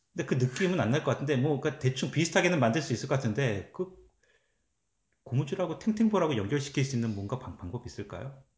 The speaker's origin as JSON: {"language": "Korean", "region": "Seoul", "country": "South Korea", "tie": "born or raised there", "moved": "yes", "lives_now": "Canada", "said": "서울 집에만 있는 거니까"}